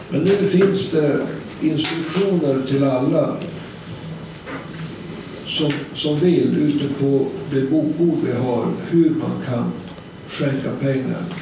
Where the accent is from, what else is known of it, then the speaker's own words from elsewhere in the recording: Umeå, Västerbotten County, Sweden; jag är från Umeå